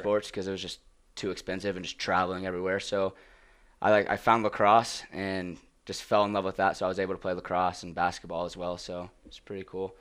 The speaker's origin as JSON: {"language": "English", "town": "Flower Mound", "region": "Texas", "country": "United States", "tie": "born or raised there", "moved": "yes", "said": "I'm in a town called Flower Mound, uh, Flower Mound, Texas. It's about twenty minutes north of Dallas"}